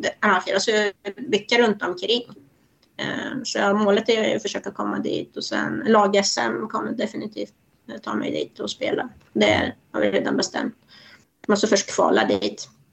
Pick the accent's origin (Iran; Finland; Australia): Iran; now in Sweden; Jag är ju född i Iran